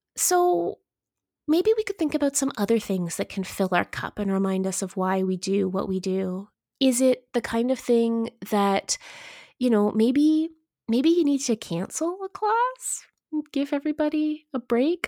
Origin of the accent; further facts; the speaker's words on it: Eastern Ontario, Canada; now in Kamloops, Canada; I'm from Eastern Ontario, and I am no stranger to snow